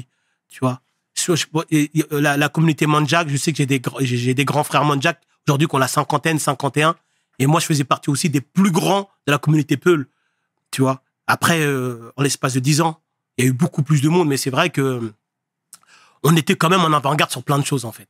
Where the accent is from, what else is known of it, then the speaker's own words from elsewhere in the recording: Le Havre, Normandy, France; moved away as an adult; also born or lived in Paris; je viens du Havre. Havre, j'ai grandi au Havre